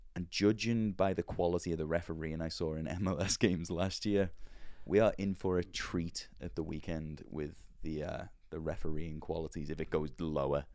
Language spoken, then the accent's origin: English; Liverpool, North West England, United Kingdom; accent: posh Liverpool; moved away as an adult; now in Nashville, United States; growing up in Liverpool